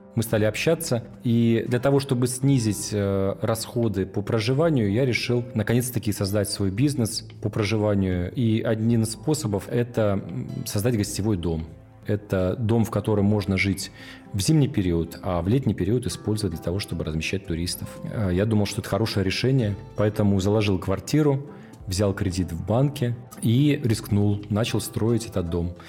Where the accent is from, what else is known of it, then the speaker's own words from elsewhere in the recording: Petropavlovsk-Kamchatsky, Kamchatka Krai, Russia; Я родился в Петропавловске-Камчатском в 1982 году